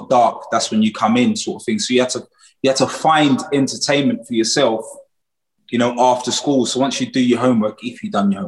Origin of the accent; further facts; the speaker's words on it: London, United Kingdom; born and raised in Peckham, Southeast London